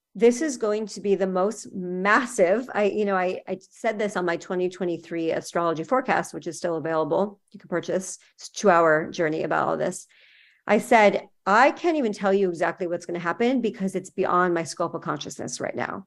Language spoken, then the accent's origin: English; California, United States; moved away as an adult; now in Miami, United States; I'm from California